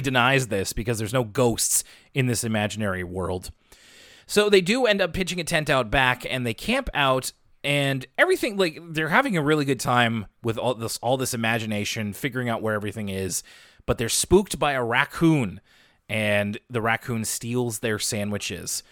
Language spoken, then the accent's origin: English; Halifax, Nova Scotia, Canada; I'm from Halifax